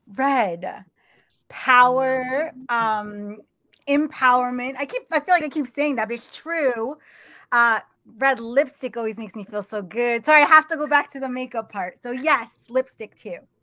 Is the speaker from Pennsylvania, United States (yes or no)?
no; New York, United States; I talk fast because I'm from New York